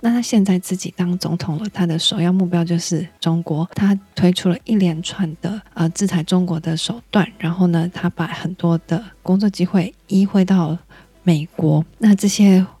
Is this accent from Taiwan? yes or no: yes; Taiwan; 我们台湾人